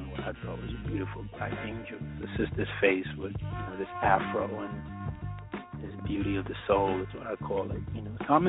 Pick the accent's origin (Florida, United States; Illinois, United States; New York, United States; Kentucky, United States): New York, United States; New York City; also born or lived in Harlem, New York; I was born in Presbyterian Hospital. You know, my family was down here. I was raised in the Bronx.